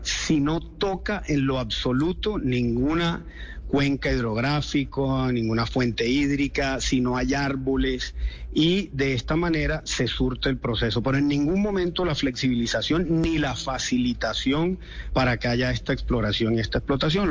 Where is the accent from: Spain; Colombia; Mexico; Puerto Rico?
Colombia; nosotros como colombianos